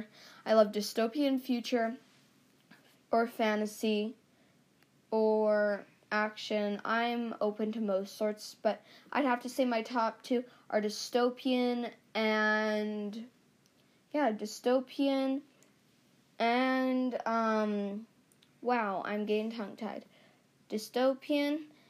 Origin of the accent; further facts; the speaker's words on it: Canada; we're both from Canada, and we're proud to be Canadian